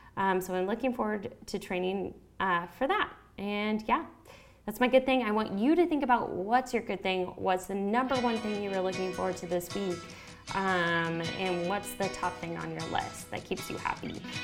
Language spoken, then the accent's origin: English; United States; accent: American; my home country, the U.S.